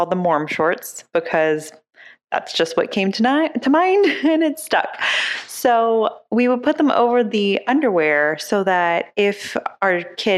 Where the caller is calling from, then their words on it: Dayton, Ohio, United States; from Dayton